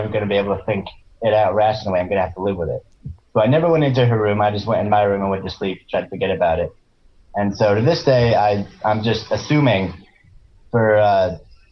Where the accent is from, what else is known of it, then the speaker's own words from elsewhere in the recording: rural Maryland, United States; This is like East Coast rural Maryland, like farm country.